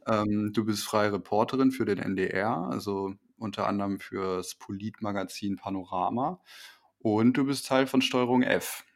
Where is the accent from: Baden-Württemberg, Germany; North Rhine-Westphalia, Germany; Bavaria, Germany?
North Rhine-Westphalia, Germany; Wipperfürth; ich komme aus dem Bergischen